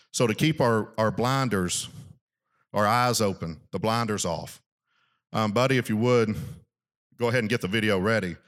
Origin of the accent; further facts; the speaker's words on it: South Arkansas, United States; I grew up in South Arkansas